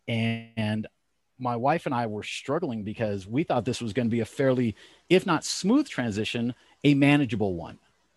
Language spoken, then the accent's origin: English; California, United States; moved away as an adult; also born or lived in Los Angeles; now in Elizabeth, Pennsylvania, United States; I was born and raised in California.